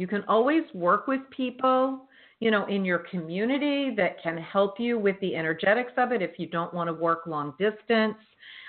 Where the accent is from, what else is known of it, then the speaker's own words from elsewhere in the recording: Northeast, United States; Well, I'm from the Northeast, so it's okay.